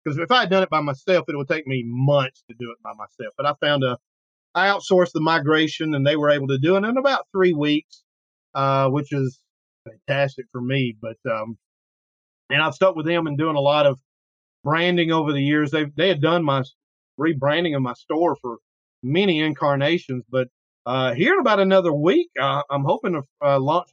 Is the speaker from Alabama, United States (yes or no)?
yes; Killen, Alabama, United States; my hometown, which is in Killen, just outside of Florence